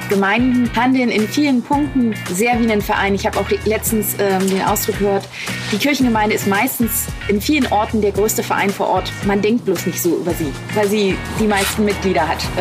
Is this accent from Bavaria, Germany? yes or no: no; Wittenberg, Saxony-Anhalt, Germany; also born or lived in Kiel; Ich bin in Wittenberg aufgewachsen.